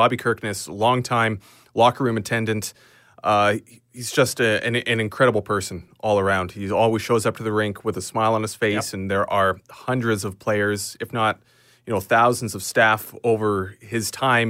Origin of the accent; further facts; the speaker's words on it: Sundre, Alberta, Canada; growing up in Sundry